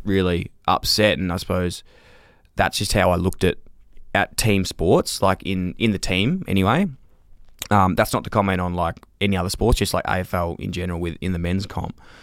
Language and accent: English; Melbourne, Victoria, Australia; I grew up in North Fitzroy